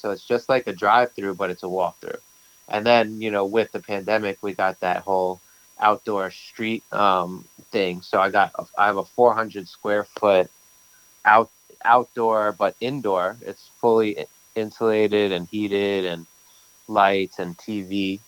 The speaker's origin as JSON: {"language": "English", "town": "New York City", "region": "New York", "country": "United States", "tie": "born or raised there", "said": "I grew up in Brooklyn"}